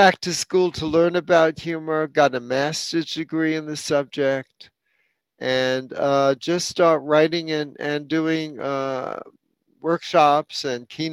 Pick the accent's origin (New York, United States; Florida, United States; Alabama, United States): New York, United States; New York City; I grew up in New York City